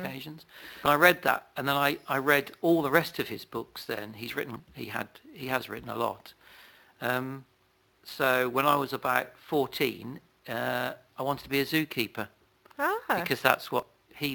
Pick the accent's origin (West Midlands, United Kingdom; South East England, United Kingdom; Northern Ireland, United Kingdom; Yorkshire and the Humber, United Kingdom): West Midlands, United Kingdom; Worcestershire; now in Northamptonshire, United Kingdom; I'm from Worcestershire originally.